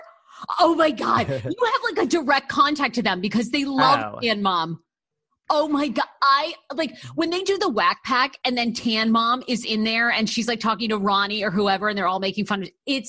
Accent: Maine, United States; moved away as an adult; also born or lived in Massachusetts / Washington, D.C.; people always think I'm from New Jersey. And I'm like, no, I'm actually from Maine. So I grew up there and went to college in Massachusetts.

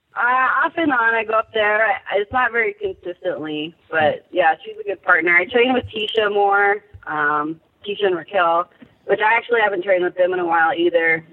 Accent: San Diego County, California, United States; I grew up in San Diego County

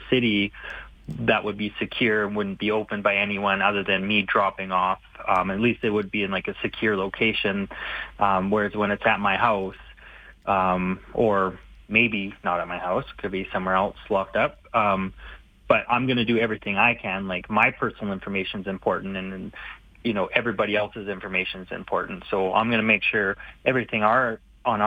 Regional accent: Vernon, British Columbia, Canada; now in Calgary, Canada; I was born in Vernon, BC

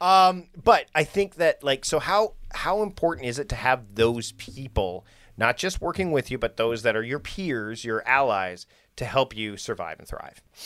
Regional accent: Victoria, British Columbia, Canada; here in my hometown of Victoria

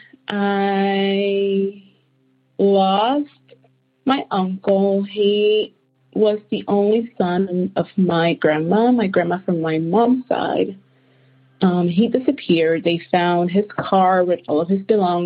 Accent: Puerto Rico; I was raised in Puerto Rico with my grandma

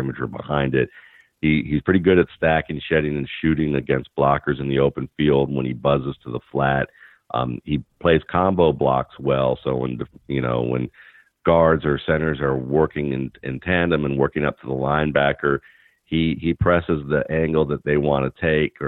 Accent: Atlanta, Georgia, United States; where I grew up in Atlanta

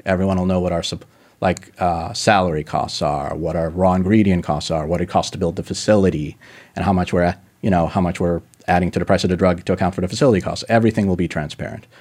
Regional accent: Denver, Colorado, United States; my family's Russian. Uh, I was born in, just in Denver

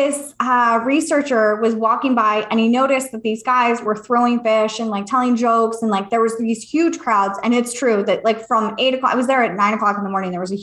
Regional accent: California, United States; moved away; also born or lived in Virginia Beach; I'm from California

